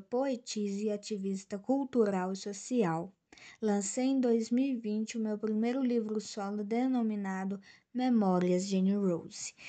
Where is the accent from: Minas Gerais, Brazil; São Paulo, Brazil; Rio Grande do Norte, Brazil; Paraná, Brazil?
Minas Gerais, Brazil; sou natural do estado de Minas Gerais, Brasil